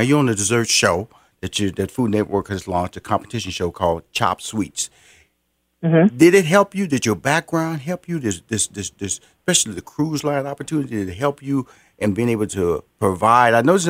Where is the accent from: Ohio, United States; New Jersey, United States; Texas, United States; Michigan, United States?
Texas, United States; Houston; You went to my city, Houston. That's why I'm from Houston